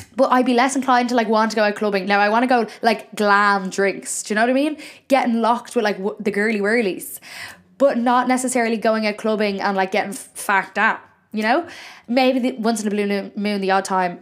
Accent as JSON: {"language": "English", "country": "Ireland", "said": "Why am I putting on an Irish accent when I'm Irish"}